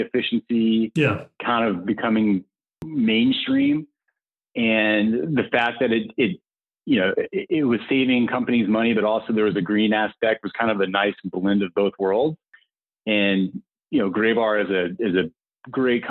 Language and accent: English; Atlanta, Georgia, United States; moved away as an adult; also born or lived in Statesboro, Georgia / Los Angeles; born and raised in Atlanta, went to school at Georgia Southern University, which is in Statesboro, Georgia